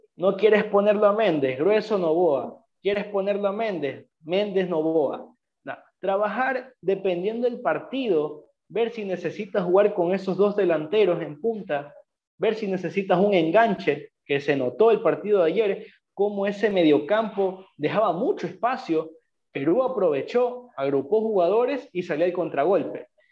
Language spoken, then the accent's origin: Spanish; Ecuador; Nosotros como ecuatorianos